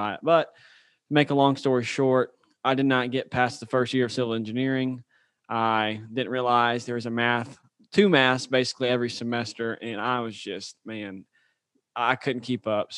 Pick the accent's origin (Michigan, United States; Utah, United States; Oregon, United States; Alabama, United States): Alabama, United States; Birmingham; moved away as an adult; also born or lived in Auburn, Alabama; now in Louisiana, United States; I'm from Birmingham, Alabama. Grew up, went to the Oak Mountain school system